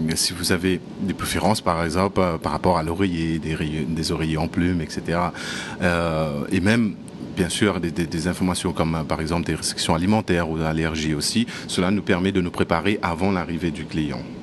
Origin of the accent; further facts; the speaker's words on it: Mauritius; now in Maldives; je viens de Maurice